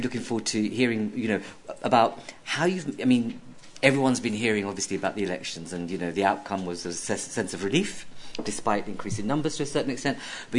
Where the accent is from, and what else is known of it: United Kingdom